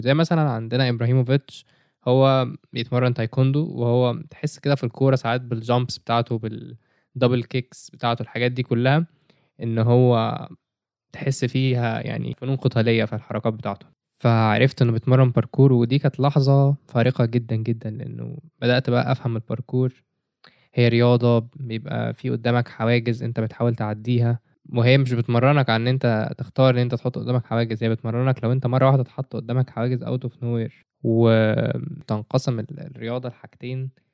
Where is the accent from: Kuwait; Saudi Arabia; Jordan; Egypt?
Egypt; عندنا في مصر في branches كتير. كان في منهم branch جنبي، جيزة